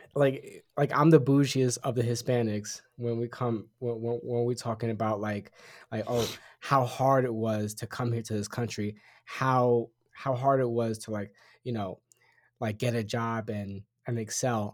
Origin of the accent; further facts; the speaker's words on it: Puerto Rico; I'm Puerto Rican, I'm an American citizen at birth